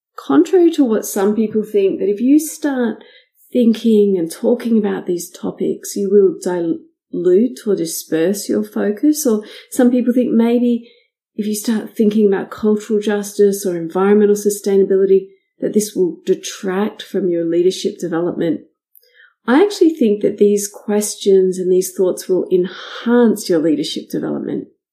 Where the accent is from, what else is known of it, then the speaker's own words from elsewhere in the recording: Australia; my home country in Australia